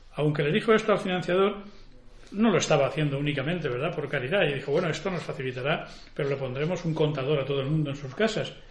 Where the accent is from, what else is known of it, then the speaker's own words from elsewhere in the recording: Campo de Cartagena, Region of Murcia, Spain; yo soy también murciano y de, lo que se llama el campo de Cartagena